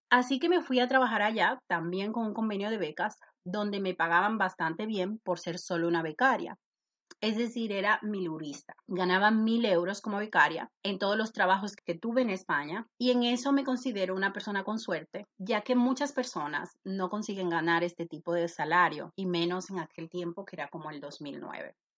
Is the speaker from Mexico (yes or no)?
no; Santo Domingo, Distrito Nacional, Dominican Republic; moved away as an adult; now in Spain; Nací en República Dominicana, en la capital, en Santo Domingo.